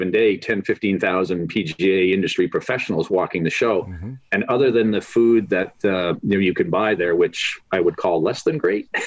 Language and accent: English; Canada; moved away; growing up in Canada, played hockey, football, baseball, loved them all